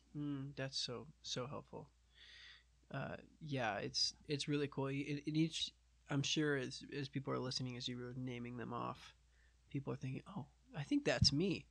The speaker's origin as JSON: {"language": "English", "town": "Portland", "region": "Oregon", "country": "United States", "tie": "born or raised there", "said": "I grew up around Portland"}